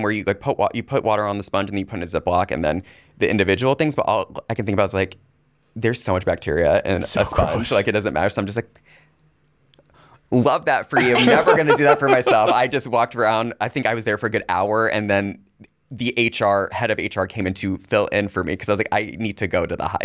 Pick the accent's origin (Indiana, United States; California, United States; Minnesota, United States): Indiana, United States; moved away; I'm originally from Indiana